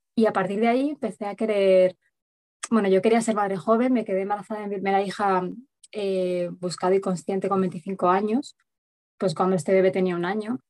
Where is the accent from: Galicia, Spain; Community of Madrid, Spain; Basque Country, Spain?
Community of Madrid, Spain; Madrid; moved away as an adult; now in Sierra Norte de Madrid, Spain; vivo en un pueblo de la Sierra Norte de Madrid, aunque soy de Madrid capital